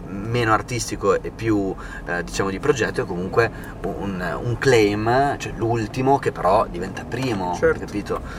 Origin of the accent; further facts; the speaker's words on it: Modena, Emilia-Romagna, Italy; io sai che sono di Modena.